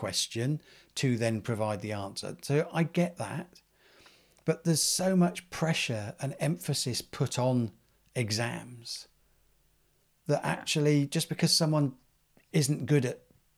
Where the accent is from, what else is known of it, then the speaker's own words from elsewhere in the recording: Cranfield, East of England, United Kingdom; growing up in Cranfield